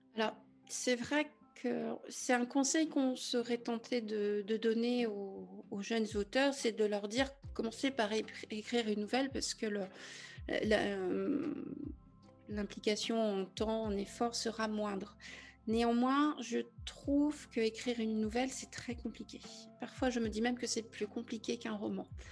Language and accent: French; Brittany, France; je suis bretonne.